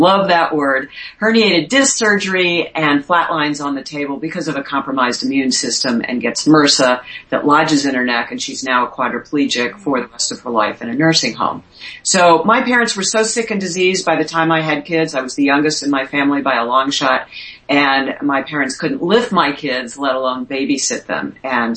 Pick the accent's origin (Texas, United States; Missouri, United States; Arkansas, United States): Missouri, United States; St. Louis; moved away as an adult; also born or lived in Miami; by the time I got to St. Louis as a TV reporter, which was my hometown